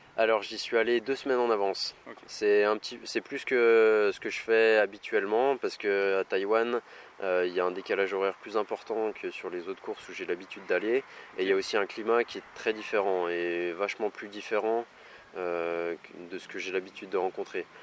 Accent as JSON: {"language": "French", "town": "Saint-Étienne", "region": "Auvergne-Rhône-Alpes", "country": "France", "tie": "born or raised there", "said": "je suis né à Saint-Etienne et c'est vraiment, c'est important pour moi. C'est vraiment un endroit que j'apprécie. C'est ici que je vis, c'est ici que je m'entraîne"}